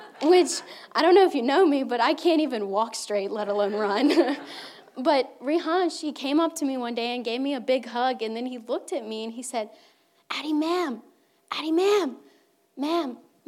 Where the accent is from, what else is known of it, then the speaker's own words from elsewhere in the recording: Mobile, Alabama, United States; now in India; I live in India. I am from Mobile. I went to school with the Turner